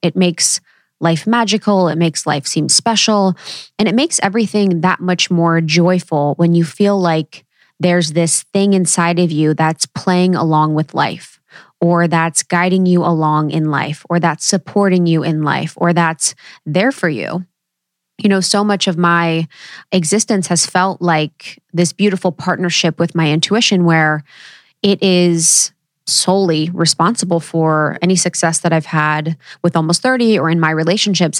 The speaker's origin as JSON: {"language": "English", "region": "Ohio", "country": "United States", "tie": "born or raised there", "said": "growing up in Ohio, no one really talked about their intuition"}